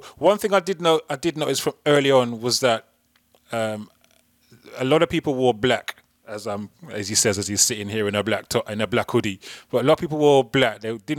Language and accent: English; Wolverhampton, West Midlands, United Kingdom; moved away as an adult; also born or lived in London; So, born and raised in Wolverhampton, originally Bushbury, in an area called Bushbury, Werbeck Avenue. Pretty well-known road. Very blessed to grow up on that road. Just a little cul-de-sac